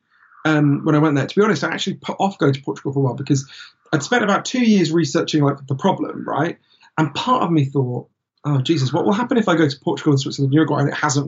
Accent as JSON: {"language": "English", "country": "United Kingdom", "said": "we're British"}